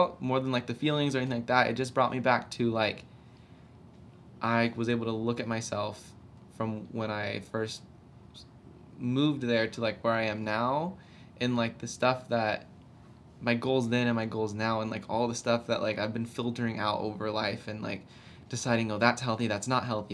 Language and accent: English; Humble, Texas, United States; moved away as an adult; being back in Humble, it's my hometown